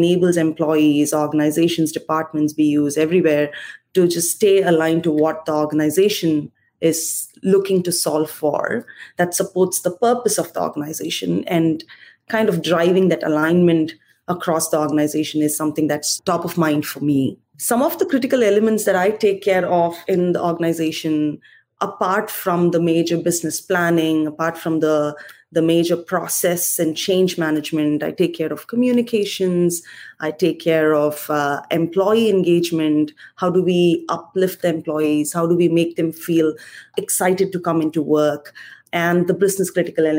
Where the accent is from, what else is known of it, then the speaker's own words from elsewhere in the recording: India; moved away as an adult; So I was born and raised in India, humble beginnings, come from a very small family